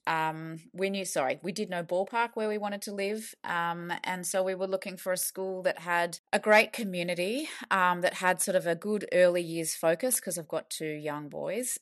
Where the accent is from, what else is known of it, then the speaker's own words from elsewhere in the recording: Australia; moved away as an adult; now in London, United Kingdom; we are from Australia and we, uh, posted over here with the Aussie government